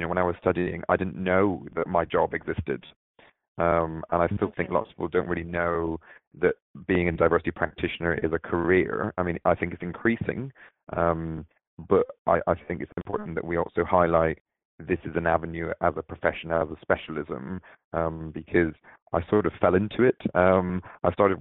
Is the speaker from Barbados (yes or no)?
yes; Barbados; moved away; also born or lived in London, England; I was born in Barbados, in the Caribbean, and my parents lived there for quite a while